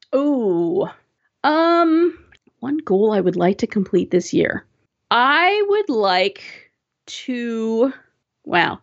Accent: Southern California, United States; also born or lived in Seattle area; now in Seattle, United States; I was, uh, born and raised in Southern California, and, um, one of the, the biggest, uh, tragedies of moving up to the Seattle area

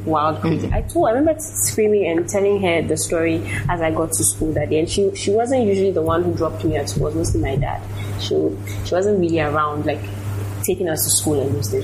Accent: Nigeria; now in Ghana; I grew up in Nigeria

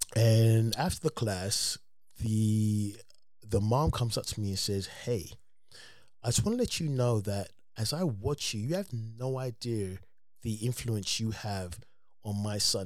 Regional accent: London, United Kingdom; moved away as an adult; now in United States; I'm from England

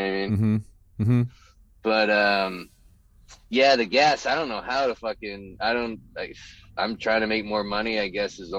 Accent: Pleasanton, California, United States; That's where I grew up, Pleasanton.

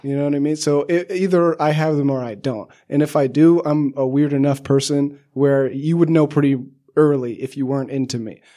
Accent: Southern California, United States; I grew up in Southern

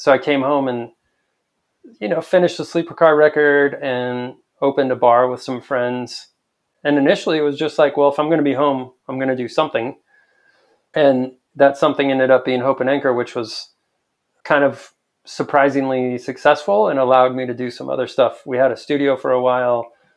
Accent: El Paso, Texas, United States; I spent the first almost ten years of my life a block away from Memorial Park in Central.

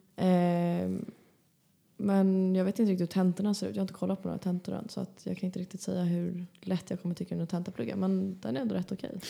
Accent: Stockholm, Stockholm County, Sweden; moved away; jag var ju hemma i Stockholm för några helger sedan

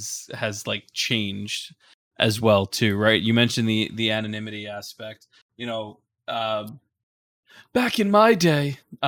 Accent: Brooklyn, New York, United States; I myself, growing up in Brooklyn, New York, like mental health was not a thing at all that was talked about.

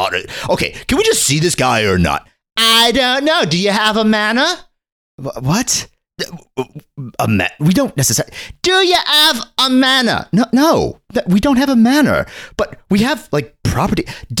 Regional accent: England, United Kingdom; Oh, yeah, me. Although I am English, too.

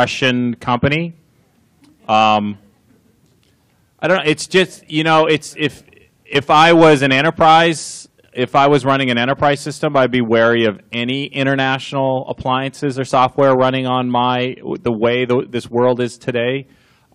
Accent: Canada; now in United States; I'm Canadian

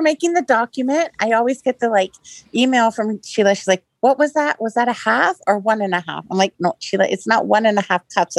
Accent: Kissimmee, Florida, United States; I'm from Kissimmee, Florida

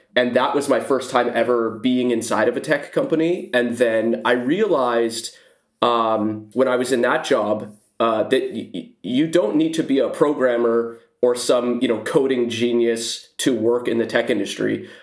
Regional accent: Silicon Valley, California, United States; I live in the Silicon Valley. I've lived here my whole life, uh, born and raised

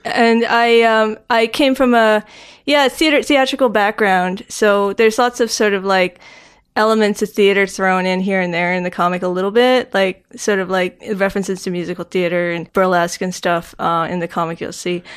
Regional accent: Halifax, Nova Scotia, Canada; born or raised there; moved away; also born or lived in Stratford, Ontario

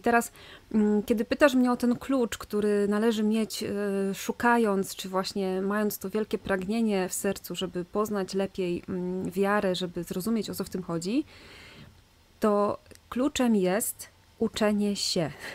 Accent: Silesian Voivodeship, Poland; ja jestem ze Śląska, na Śląsku obchodzi się urodziny

